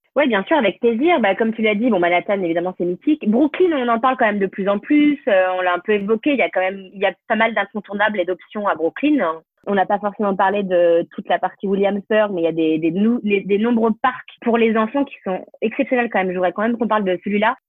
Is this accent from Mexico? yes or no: no; France; moved away as an adult; now in New York, United States; je suis française avant tout aussi